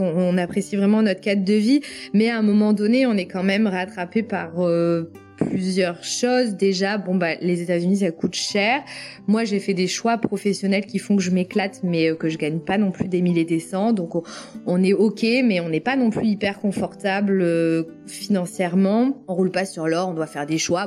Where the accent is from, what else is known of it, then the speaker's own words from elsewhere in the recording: France; moved away as an adult; now in North Carolina, United States; je viens de la vallée des Côtes-du-Rhône. Forcément, en tant que native de là